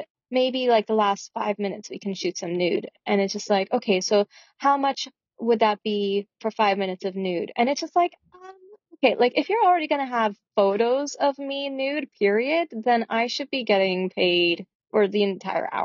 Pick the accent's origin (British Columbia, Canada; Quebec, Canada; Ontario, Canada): Ontario, Canada; Toronto; moved away as an adult; also born or lived in Ottawa; now in Victoria, Canada; I grew up in Toronto, and that's where I started my modeling career